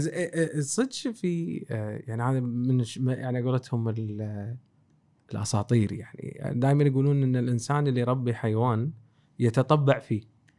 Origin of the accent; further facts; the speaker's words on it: Kuwait; احنا ككويتيين